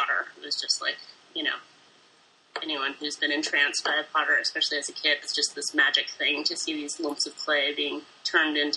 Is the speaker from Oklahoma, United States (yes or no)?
no; New Hampshire, United States; moved away as an adult; also born or lived in west of the Mississippi; I'm originally from New Hampshire. And I've lived in, I think, six different states since then. I've been on the west of the Mississippi since I was about 18.